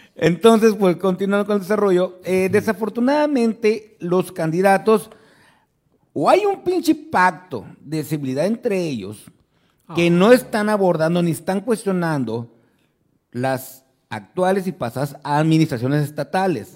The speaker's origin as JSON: {"language": "Spanish", "town": "Ciudad Obregón", "region": "Sonora", "country": "Mexico", "said": "la ciudad de Obregón, Sonora, mi tierra querida de amor"}